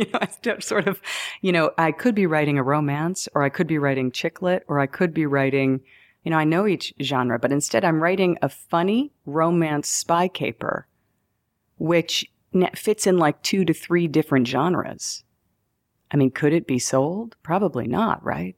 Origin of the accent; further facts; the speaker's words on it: New York, United States; also born or lived in Denver, Colorado; I'm a New Yorker.